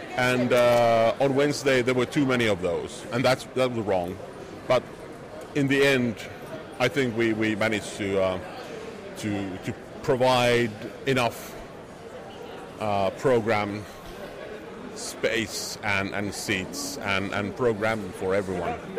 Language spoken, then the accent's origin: English; Helsinki, Uusimaa, Finland; this is my hometown